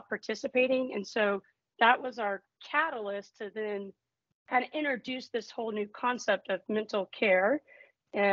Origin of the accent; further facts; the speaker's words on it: Texas, United States; moved away as an adult; also born or lived in Houston, Texas; now in Grand Rapids, United States; I'm originally from Texas, but now, of course, up in Michigan